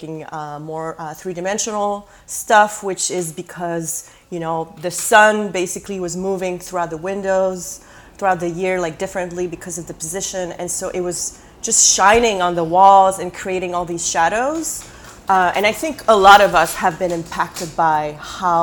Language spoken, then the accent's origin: English; Canada; moved away as an adult; also born or lived in Quebec City, Canada / San Francisco, United States; now in Brooklyn, United States; I'm Canadian, but I don't really have a career in Canada because I've been here for a while